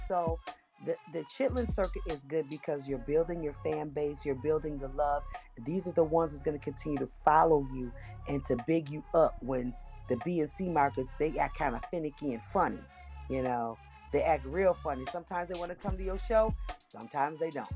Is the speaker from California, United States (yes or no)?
no; Niagara Falls, New York, United States; now in Atlanta, United States; I hail from Niagara Falls, New York, and I live in Atlanta, Georgia